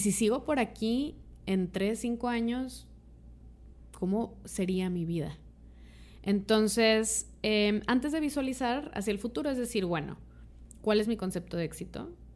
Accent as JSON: {"language": "Spanish", "country": "Mexico", "said": "como mexicanas, mexicanos"}